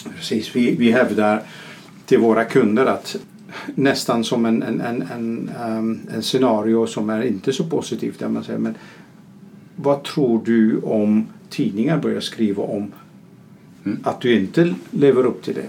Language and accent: Swedish; Netherlands; now in Sweden; jag som holländare bor i Sverige